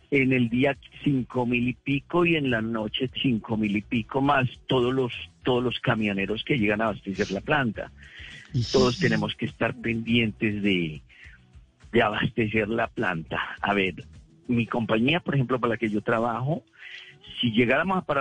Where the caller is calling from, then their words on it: Greenville, South Carolina, United States; Yo vivo acá en South Carolina, Greenville, South Carolina, en, Estados Unidos.